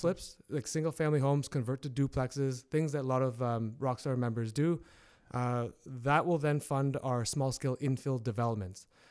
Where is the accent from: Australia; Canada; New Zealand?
Canada; Hamilton, Ontario; local, born and raised in Hamilton.